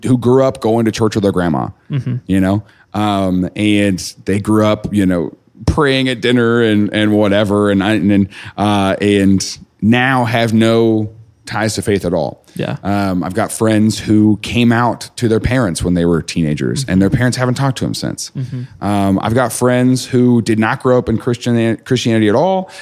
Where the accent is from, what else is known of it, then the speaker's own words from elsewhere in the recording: Mount Vernon, Missouri, United States; moved away; I didn't know a black person growing up in Mount Vernon.